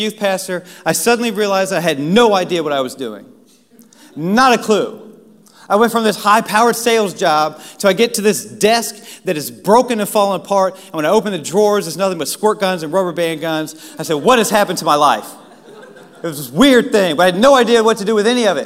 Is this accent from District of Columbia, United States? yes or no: yes; Washington, District of Columbia, United States; I grew up in Washington, D.C.